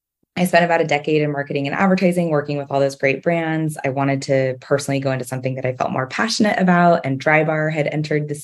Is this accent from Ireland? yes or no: no; Southern California, United States; So I was born and raised in Southern California. I grew up in a town a little north of Los Angeles